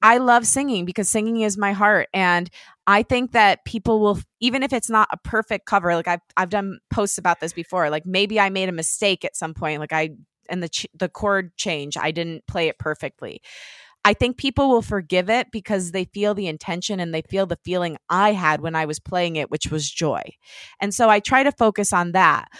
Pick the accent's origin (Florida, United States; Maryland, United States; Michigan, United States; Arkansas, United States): Michigan, United States; Detroit; moved away; Detroit, which is where I'm from